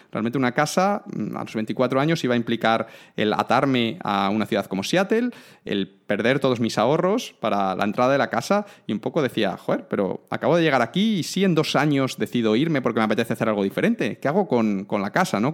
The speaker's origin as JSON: {"language": "Spanish", "town": "Cáceres", "region": "Extremadura", "country": "Spain", "said": "soy de Cáceres"}